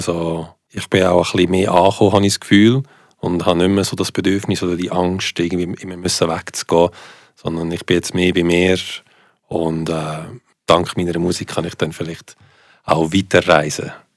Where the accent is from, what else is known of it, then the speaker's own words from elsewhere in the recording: Switzerland; first language Italian; German is a second language; warum bin ich in der Schweiz aufgewachsen